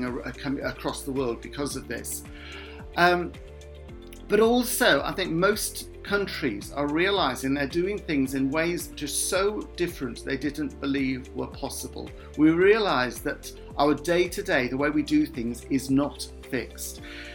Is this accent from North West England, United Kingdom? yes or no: no; Cardiff, Wales, United Kingdom; also born or lived in Tiree, Scotland; now in Swansea, United Kingdom; I was brought up in Cardiff